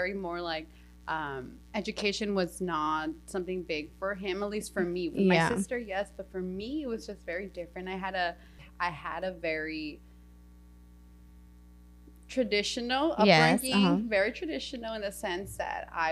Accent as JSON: {"language": "English", "town": "Los Angeles", "region": "California", "country": "United States", "tie": "born or raised there", "said": "I grew up in South Central, you know, to a very in a very machista culture."}